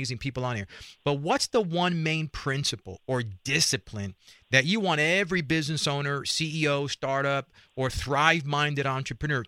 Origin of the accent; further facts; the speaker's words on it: New York City, New York, United States; I grew up in Spanish Harlem, a place called El Barrio, New York City